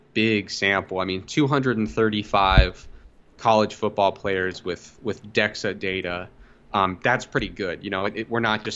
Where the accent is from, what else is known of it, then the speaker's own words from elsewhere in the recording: Ohio, United States; But I grew up in Ohio